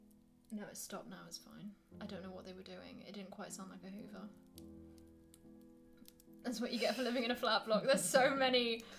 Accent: Devon, South West England, United Kingdom; now in Scotland; my whole family is from like the southeast south, like we're from Devon.

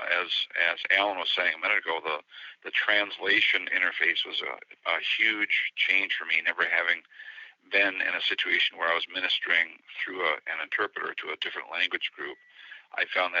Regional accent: United States; I'm the American

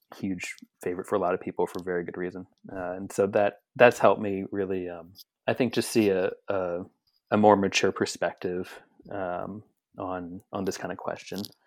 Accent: Philadelphia, Pennsylvania, United States; I'm from Philadelphia, Pennsylvania

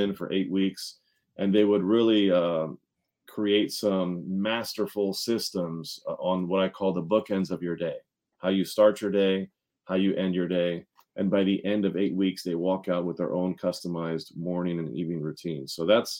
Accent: Montgomery County, Maryland, United States; also born or lived in Washington, D.C.; I was born in Washington, D.C., but I was raised in Montgomery County, Maryland

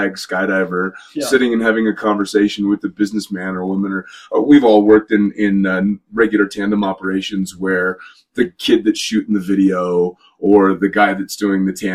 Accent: United States; also born or lived in Nevada / New Jersey / Dubai; As an American living in America

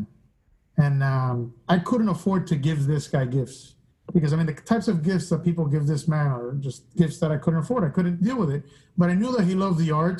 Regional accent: Miami, Florida, United States; I grew up in Miami. I'm from Cuban-American, Cuban descent, because I'm the first Cuban-American in my family

